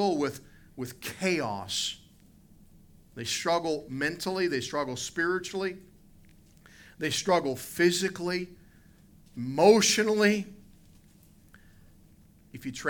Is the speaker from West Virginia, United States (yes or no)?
yes; West Virginia, United States; I grew up in West Virginia.